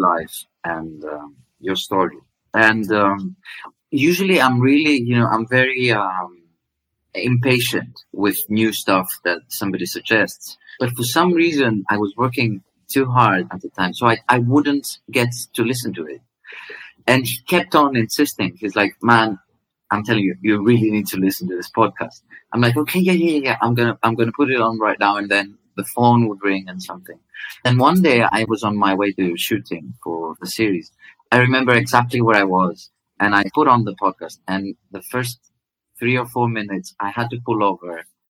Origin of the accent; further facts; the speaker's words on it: Greece; i didn't look greek to her